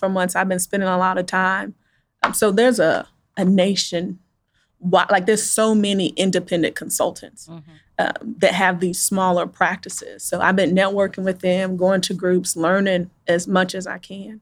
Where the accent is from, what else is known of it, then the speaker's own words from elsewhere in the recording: Wichita, Kansas, United States; Born and raised in Wichita